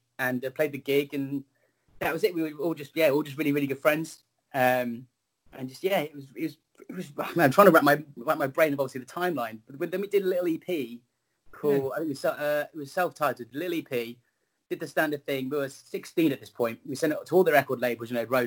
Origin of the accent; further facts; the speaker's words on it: Swindon, South West England, United Kingdom; moved away; I've just come back to my hometown for this during this pandemic